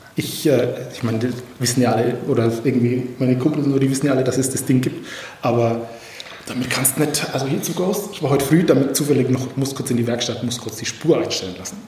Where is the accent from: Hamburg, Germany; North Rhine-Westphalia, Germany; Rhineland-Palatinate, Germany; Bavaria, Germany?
Bavaria, Germany; Franconian Switzerland; ich komme ja so aus der Ecke Fränkische Schweiz